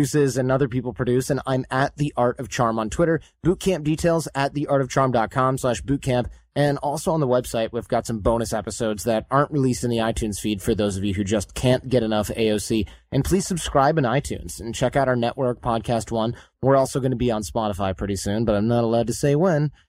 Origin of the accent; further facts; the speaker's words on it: Michigan, United States; growing up in Michigan with blue collar parents